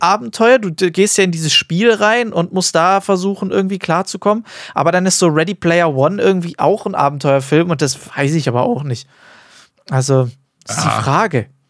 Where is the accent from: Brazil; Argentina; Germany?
Germany; bei uns in Deutschland